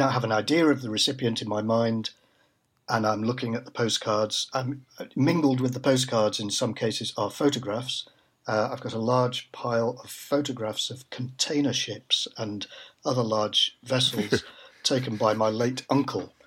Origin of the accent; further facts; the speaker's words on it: Manchester, North West England, United Kingdom; moved away as an adult; also born or lived in London; born and brought up in Manchester